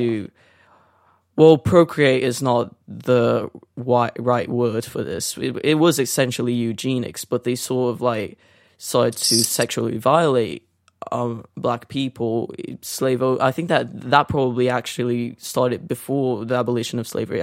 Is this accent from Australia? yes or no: no; Brazil; also born or lived in North London; now in London, United Kingdom; growing up in Brazil